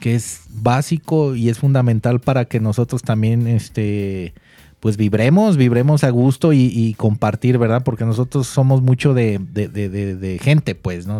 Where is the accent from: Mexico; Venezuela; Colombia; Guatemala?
Mexico; nosotros como mexicanos